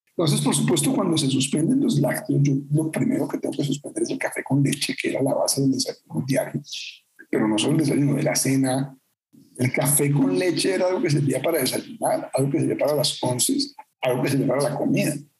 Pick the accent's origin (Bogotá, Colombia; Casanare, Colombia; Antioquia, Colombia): Bogotá, Colombia; Yo soy bogotano